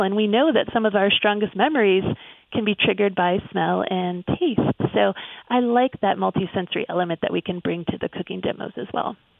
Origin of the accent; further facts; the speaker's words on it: Pittsburgh, Pennsylvania, United States; my hometown of Pittsburgh